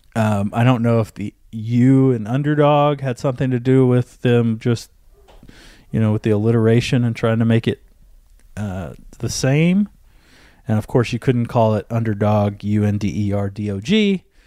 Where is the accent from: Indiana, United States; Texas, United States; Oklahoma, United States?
Oklahoma, United States; Oklahoma City; I grew up in Northwest Oklahoma City watching a lot of O U basketball